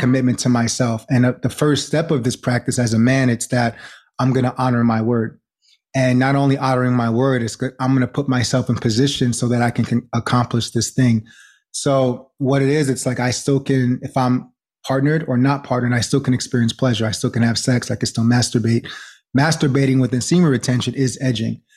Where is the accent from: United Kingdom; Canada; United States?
United States; New York; also born or lived in New Jersey; I'm originally from New York, born in Jersey, and just live between New York and New Jersey